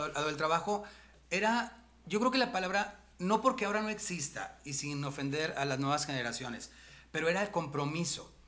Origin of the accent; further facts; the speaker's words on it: Monterrey, Nuevo León, Mexico; Yo sí soy de Monterrey